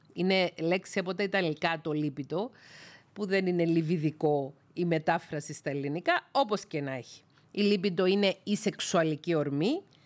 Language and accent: Greek; Greece; οι Έλληνες σε μεγάλη πλειονότητα βαφτιζόμαστε χριστιανοί ορθόδοξοι από βρέφη